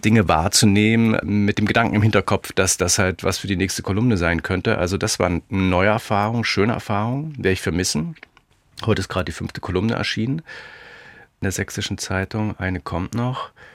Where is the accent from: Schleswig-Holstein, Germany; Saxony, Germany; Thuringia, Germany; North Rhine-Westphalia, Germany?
Saxony, Germany; Leipzig; born or raised there